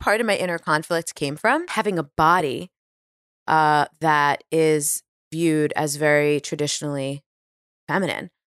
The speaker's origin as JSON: {"language": "English", "town": "New York City", "region": "New York", "country": "United States", "tie": "born or raised there", "also_born_or_lived": "Washington, D.C. / Hoboken, New Jersey", "moved": "as an adult", "lives_now": "California, United States", "said": "growing up on Staten Island"}